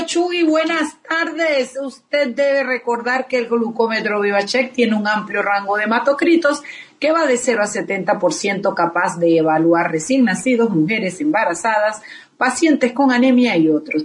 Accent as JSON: {"language": "Spanish", "country": "Panama", "said": "los panameños"}